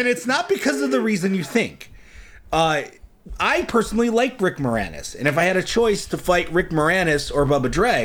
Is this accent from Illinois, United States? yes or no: yes; Chicago, Illinois, United States; I'm from Chicago